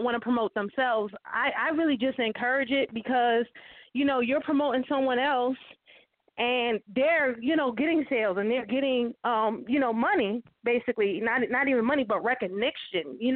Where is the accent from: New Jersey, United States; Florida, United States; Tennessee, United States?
New Jersey, United States; Jersey City; moved away as an adult; now in Atlanta, United States; my hometown. So I'm definitely going to be doing something there in Jersey City, New Jersey